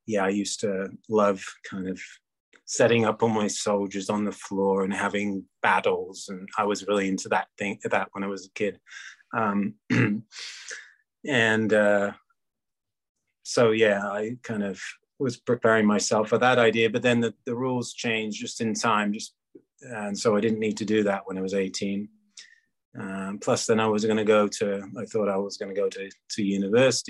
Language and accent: English; England, United Kingdom; moved away as an adult; also born or lived in United States / Thailand; I grew up in England, and my mother's French, my dad's English